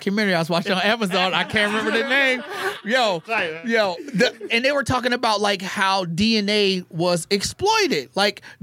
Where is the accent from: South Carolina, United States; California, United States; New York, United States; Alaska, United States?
Alaska, United States; Anchorage; I grew up in Anchorage, Alaska, so I grew up around a lot of the Alaska